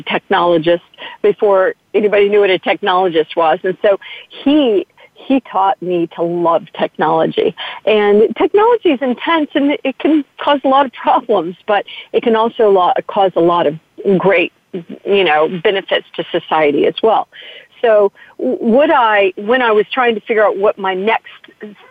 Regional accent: United States; I'm very proud as an American

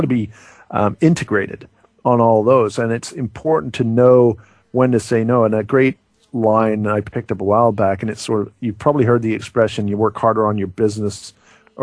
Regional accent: Canada; we're from Canada

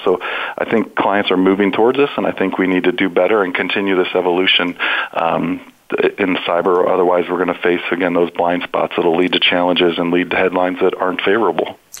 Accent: Ohio, United States; I'm also born and bred in Ohio

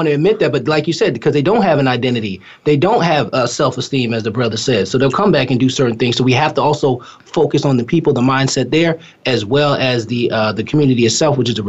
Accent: Newburgh, New York, United States; I'm from Newburgh, New York.

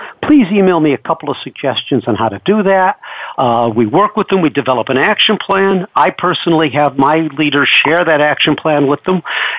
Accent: New York, United States; Well, in 1980, I came out from New York, like you said, in the film business

